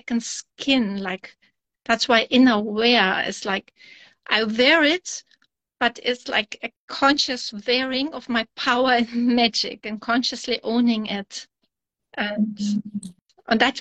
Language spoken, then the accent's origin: English; Germany; also born or lived in Kazakhstan; born in Kazakhstan, and then with 9 years I moved to Germany.